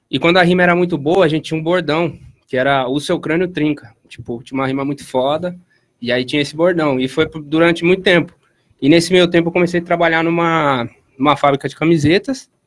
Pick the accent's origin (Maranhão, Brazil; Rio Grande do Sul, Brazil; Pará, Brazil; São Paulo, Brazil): São Paulo, Brazil; Piracicaba; nasci em 1994, aqui na cidade de Piracicaba mesmo